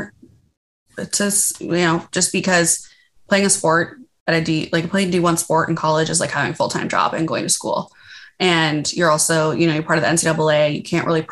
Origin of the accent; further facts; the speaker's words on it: Minnesota, United States; I grew up in Minnesota